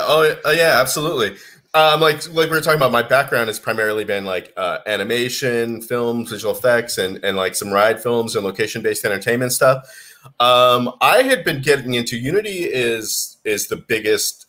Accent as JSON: {"language": "English", "town": "Boston", "region": "Massachusetts", "country": "United States", "also_born_or_lived": "Beijing, China / Singapore", "moved": "as an adult", "said": "I'm from uh, Boston, Massachusetts originally."}